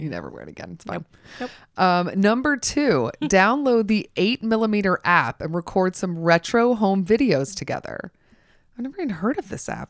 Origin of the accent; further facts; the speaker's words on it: Georgia, United States; I'm from Georgia